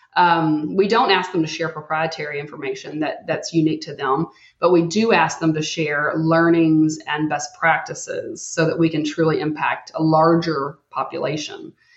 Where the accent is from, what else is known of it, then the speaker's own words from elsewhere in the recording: Texas, United States; as a Texan